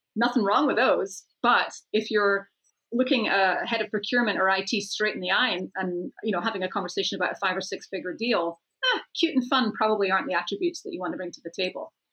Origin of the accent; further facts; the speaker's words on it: Scotland, United Kingdom; moved away; I'm off to Scotland next month, back to my home country